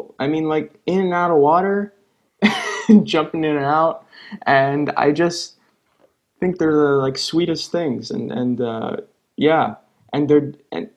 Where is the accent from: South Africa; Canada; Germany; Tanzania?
Canada; Montreal, Quebec; I grew up in Montreal, east end of Montreal